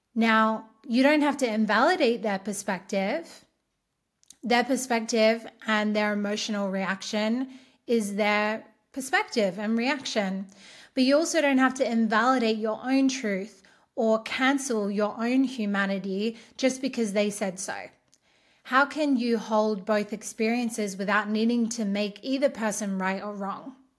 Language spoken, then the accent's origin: English; Australia; I'm Australian